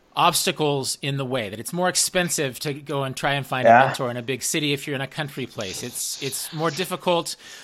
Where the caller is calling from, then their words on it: Kansas, United States; I was calling you from Kansas, right?